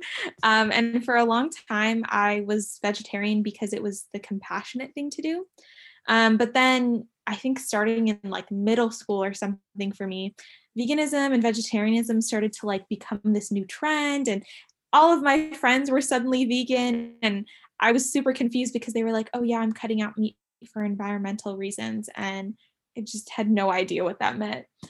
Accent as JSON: {"language": "English", "town": "San Diego", "region": "California", "country": "United States", "tie": "born or raised there", "said": "born and raised in San Diego"}